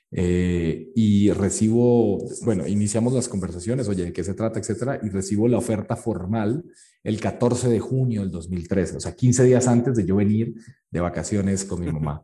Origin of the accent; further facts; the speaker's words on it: Colombia; now in Mexico; yo soy de Colombia